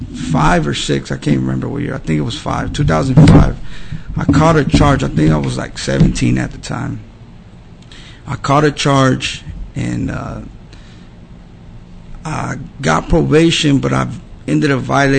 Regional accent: Dallas, Texas, United States; I was born in Dallas. So I was born in Dallas, and then I grew up in South Dallas, off of Dixon.

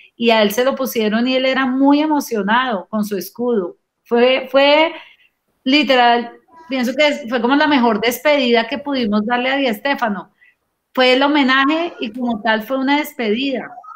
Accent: Colombian Caribbean coast, Colombia; como buenos costeños

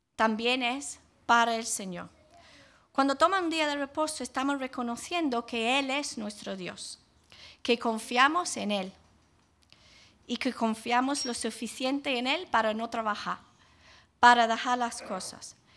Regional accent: England, United Kingdom; now in Jaén, Spain; cuando era niña en Inglaterra

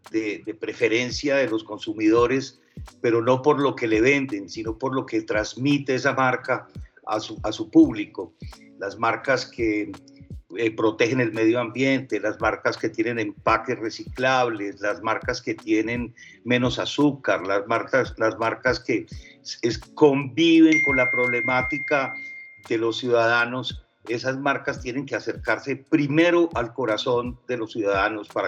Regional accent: Medellín, Antioquia, Colombia; accent: paisa; first language French; Spanish is a second language; also born or lived in France; yo, nací en Francia y aprendí a hablar español eh, aquí en Medellín, en el Colegio Benedictino, cuando tenía 12 años. Entonces, mi primera lengua es el francés, obviamente, pero mi segunda lengua es el paisa.

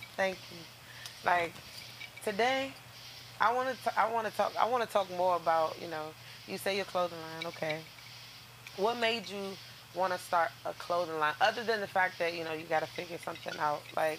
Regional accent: United States; me and him come from the same place. I'm from Siouxland as well. I was raised in Siouxland.

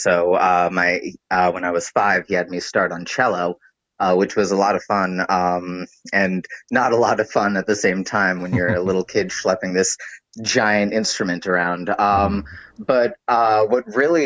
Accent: New York City, New York, United States; also born or lived in Allentown, Pennsylvania; I'm a New York local. I grew up in the Upper West Side.

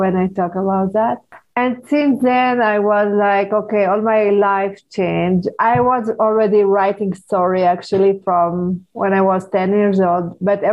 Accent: Paris, Île-de-France, France; when I was 12 years old, I grew up in Paris

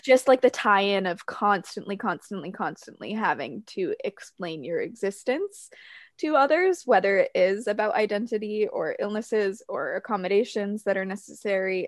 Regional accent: New Hampshire, United States; I grew up in New Hampshire, but in a more conservative family

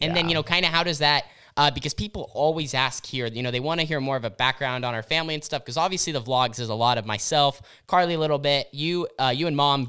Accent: Oregon, United States; So growing up in Southern Oregon and, you know, through the family business, developing your own business

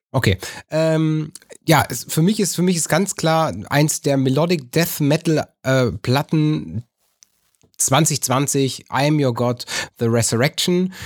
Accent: North Rhine-Westphalia, Germany

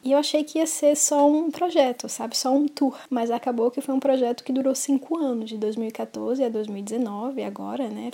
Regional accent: Brazil; moved away as an adult; also born or lived in Paris / Palestine; como brasileira

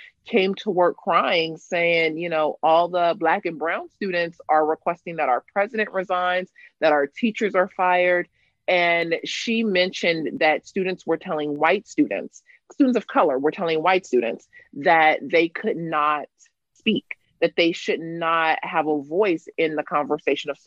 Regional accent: Los Angeles, California, United States; also born or lived in Cape Town, South Africa; I am born and raised in Los Angeles, California. I spent the first 15, 16 years of my life in South Central Los Angeles

